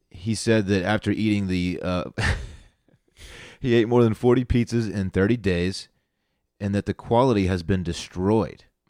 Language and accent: English; Austin, Texas, United States; I am from Austin, Texas